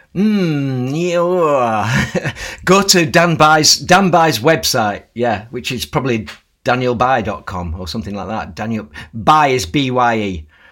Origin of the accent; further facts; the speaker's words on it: Lancashire, North West England, United Kingdom; When I was growing up in Lancashire